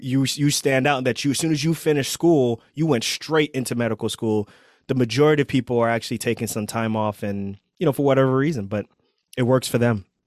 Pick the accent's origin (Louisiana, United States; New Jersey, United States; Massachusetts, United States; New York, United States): New York, United States; New York City; moved away as an adult; also born or lived in Pennsylvania; I grew up in Queens